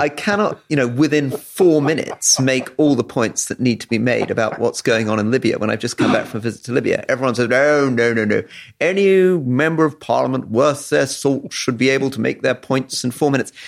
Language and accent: English; London, United Kingdom; when I was growing up in London